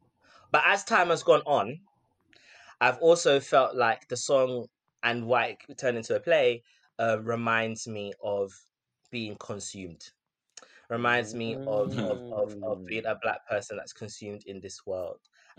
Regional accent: United Kingdom; about my culture, especially as a British Ghanaian, or all the different intersectional facets of me

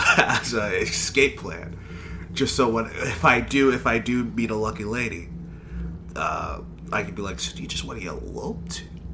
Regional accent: Texas, United States; you can tell I'm from Texas, right?

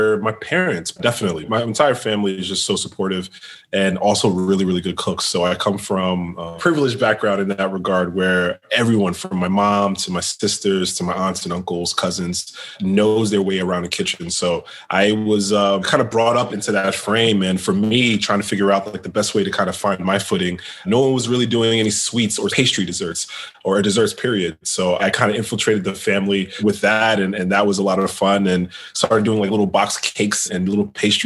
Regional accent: New York City, New York, United States; now in Washington, D.C. area, United States; I'm from New York City

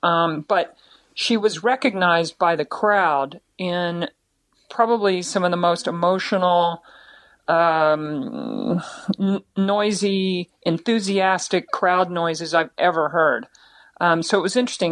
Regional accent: United States; we come from the United States, a, a free country

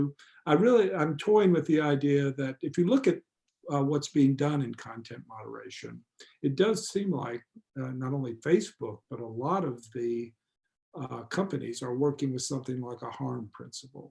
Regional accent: United States; I grew up in the United States.

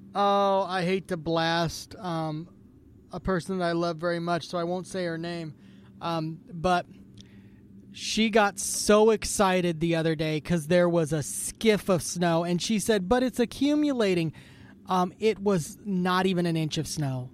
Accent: Idaho, United States; I'm coming from Idaho

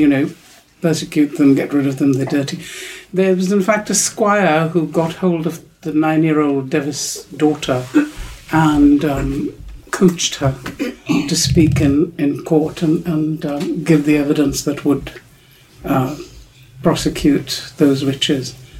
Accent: Pakistan; where I grew up in Pakistan, which is very um, urban and, and, you know, quite westernized

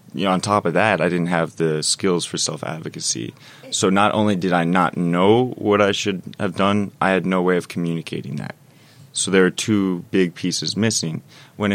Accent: East Coast, United States; also born or lived in Denver, Colorado; I was born in Denver, Colorado, and moved to the East Coast when I was 4.

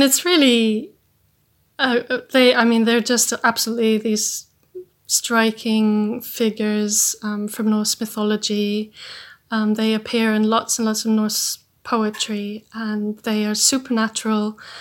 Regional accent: Iceland; I'm from Iceland

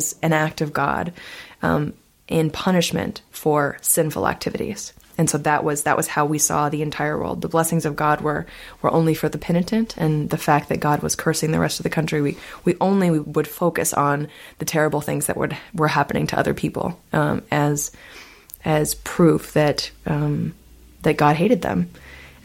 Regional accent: Topeka, Kansas, United States; my hometown, Topeka, Kansas

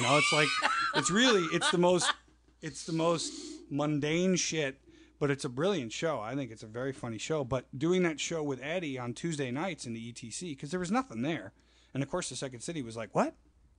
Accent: Florida, United States; moved away as an adult; also born or lived in Minnesota / Chicago; I grew up in Florida. I'm born in Minnesota.

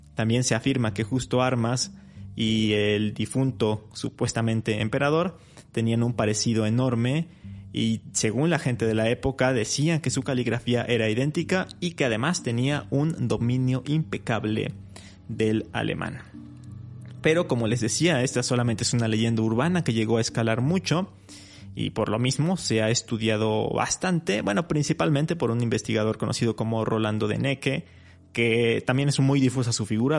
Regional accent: Mexico; nuestro país

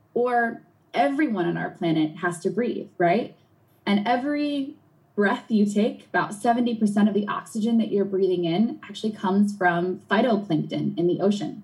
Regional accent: Long Island Sound shore, New England, United States; I grew up in New England on the shore of the Long Island Sound

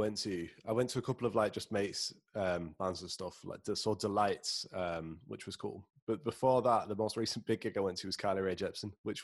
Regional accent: United Kingdom; I'm from the Midlands.

